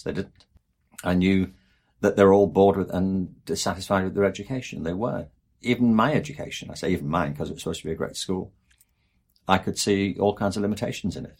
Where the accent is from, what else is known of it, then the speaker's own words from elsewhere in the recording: England, United Kingdom; I'm from England, and there the obsession is with Oxford and Cambridge